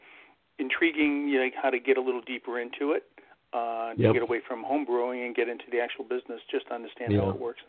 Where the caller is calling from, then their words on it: Boston, Massachusetts, United States; Boston, Mass area, Boston.